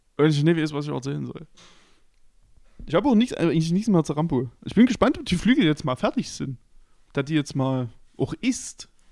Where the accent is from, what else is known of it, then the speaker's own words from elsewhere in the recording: Chemnitz, Saxony, Germany; bei uns in Karl-Marx-Stadt